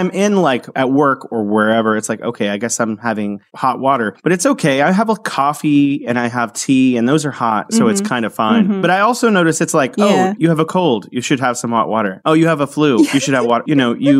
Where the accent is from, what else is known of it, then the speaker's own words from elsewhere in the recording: San Francisco, California, United States; now in Wuhan, China; I am from San Francisco, California, in the United States, although I am now living here in beautiful Wuhan, China